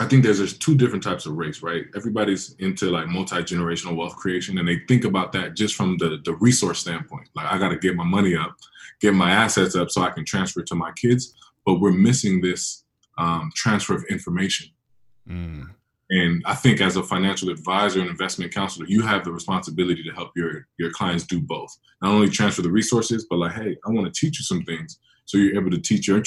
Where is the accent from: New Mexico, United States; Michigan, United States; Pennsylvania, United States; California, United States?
California, United States; San Francisco; I was born in San Francisco, but I'm in Liberia like once a year